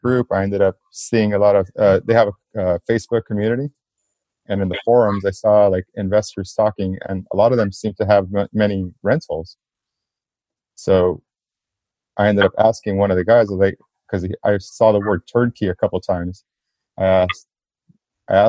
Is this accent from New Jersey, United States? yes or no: no; South Gate, California, United States; I grew up in Southgate, California, which is right, just like a few minutes away from downtown